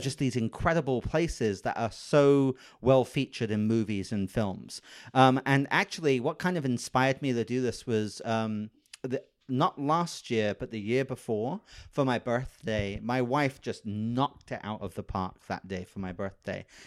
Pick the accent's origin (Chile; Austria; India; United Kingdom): United Kingdom; moved away as an adult; now in Los Angeles, United States; I'm British